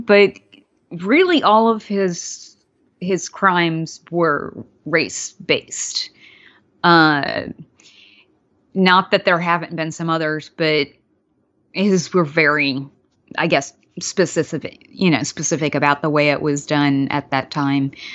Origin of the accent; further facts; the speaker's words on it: Mobile, Alabama, United States; I wasn't born there, but I grew up largely there in Alabama